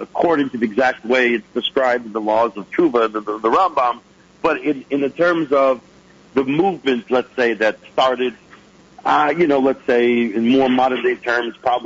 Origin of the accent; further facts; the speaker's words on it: Lawrence, New York, United States; I grew up in the Five Towns area in Lawrence.